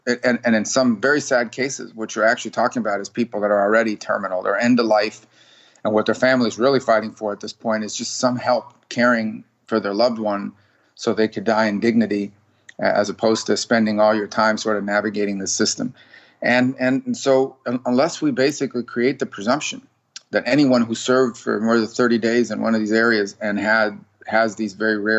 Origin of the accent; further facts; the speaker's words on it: Miami, Florida, United States; I was born in Miami. We lived in Miami. My dad was a bartender on Miami Beach.